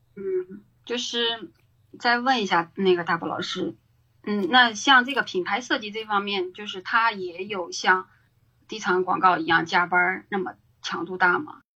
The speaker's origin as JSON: {"language": "Chinese", "region": "Shanxi", "country": "China", "also_born_or_lived": "Beijing", "moved": "as an adult", "lives_now": "Dalian, China", "said": "在山西就是相当于从二零一三年做到二零一七年"}